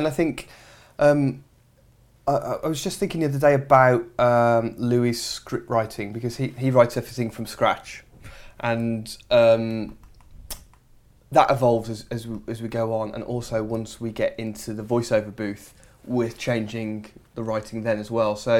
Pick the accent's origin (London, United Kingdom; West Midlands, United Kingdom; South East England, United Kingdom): West Midlands, United Kingdom; Dudley; No, I'm from the West Midlands, in a small place called Dudley, which is not a hotbed of documentary making or television making, I'll be honest.